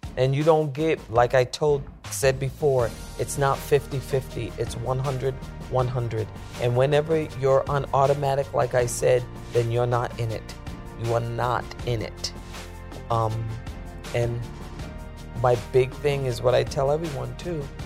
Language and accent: English; Central Falls, Rhode Island, United States; moved away; also born or lived in New York; I came to New York from Central Falls, Rhode Island